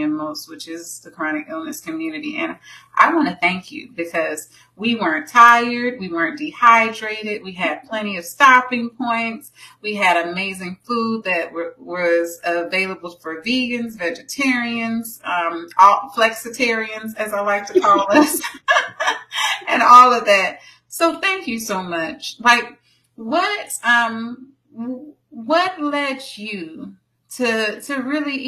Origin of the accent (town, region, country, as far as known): Tampa, Florida, United States; born or raised there